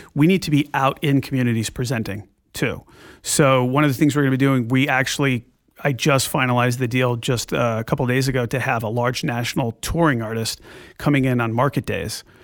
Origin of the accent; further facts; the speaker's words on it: Glastonbury, Connecticut, United States; I grew up in Glastonbury, Connecticut